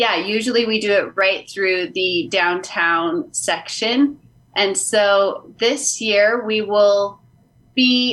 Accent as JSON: {"language": "English", "town": "Gallup", "region": "New Mexico", "country": "United States", "tie": "born or raised there", "said": "I was born and raised in Gallup"}